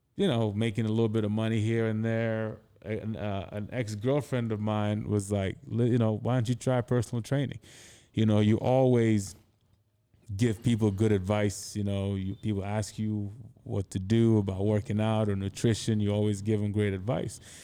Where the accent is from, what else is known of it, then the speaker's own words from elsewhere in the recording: Anambra, Nigeria; moved away as an adult; also born or lived in United States / Connecticut; now in New York, United States; I grew up in Anambra State, which is in the Igbo-speaking region